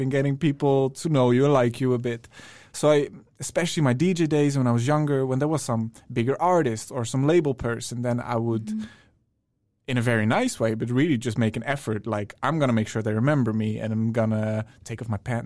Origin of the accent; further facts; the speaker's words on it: Netherlands; moved away as an adult; now in Stockholm, Sweden; I'm from the Netherlands originally